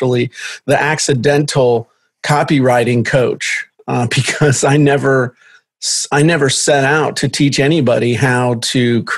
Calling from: Virginia, United States; I am in southeastern Virginia at the very tip of the Middle Peninsula in the middle of nowhere in a county with no stoplights

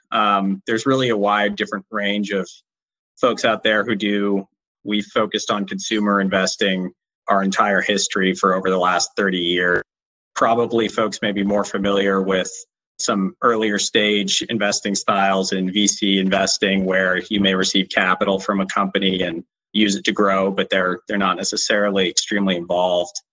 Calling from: San Francisco, California, United States; I am in San Francisco. So, one of the first places to shelter in place in the US

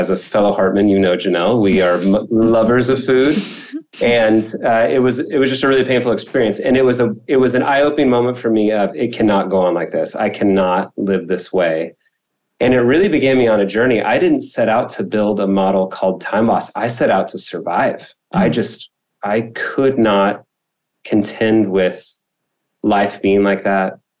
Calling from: Irvine, California, United States; I am in Irvine, California, in Orange County.

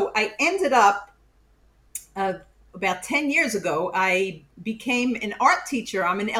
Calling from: Queens, New York, United States; So I'm like, it's really legally Queens, but I'm closer to Long Island, five towns

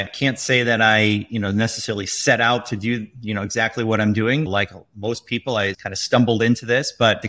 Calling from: Chicago, Illinois, United States; I am from cloudy Chicago right now.

